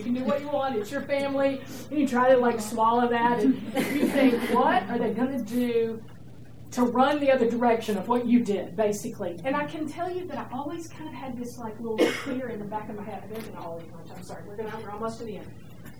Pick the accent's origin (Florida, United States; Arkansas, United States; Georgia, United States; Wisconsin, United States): Georgia, United States; I'm from Georgia, and you can't do that kind of stuff down south.